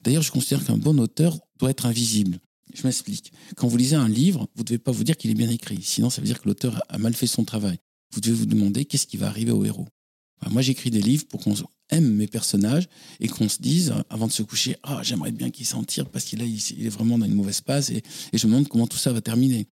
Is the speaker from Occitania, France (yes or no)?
yes; Toulouse, Occitania, France; moved away as an adult; also born or lived in Paris; Je suis né à Toulouse, dans le centre-ville, et plus précisément près de la cathédrale Saint-Étienne. Et j'ai dormi tous les soirs en entendant les cloches de la cathédrale